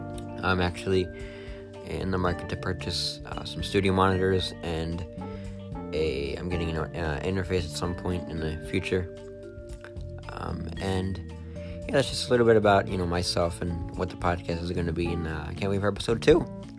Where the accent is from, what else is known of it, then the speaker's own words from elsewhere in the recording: New Jersey, United States; I am 18 years old. I am totally blind. I'm from New Jersey.